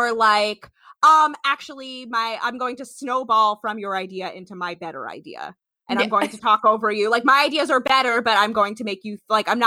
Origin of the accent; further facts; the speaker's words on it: New Jersey, United States; we're all Jersey folk.